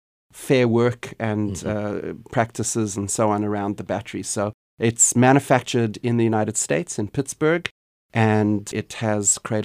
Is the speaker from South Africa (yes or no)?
yes; South Africa; born there; accent: Canadian; also born or lived in Canada; Well, I was born in South Africa, which is a country that is currently challenged by a lot of issues surrounding energy and energy availability and sustainability.